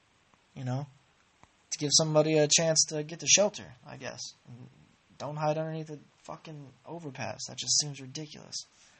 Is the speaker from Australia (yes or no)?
no; Ireland; the last podcasts, I tried to actually do a Scottish accent, which I don't understand why, because I'm clearly Irish.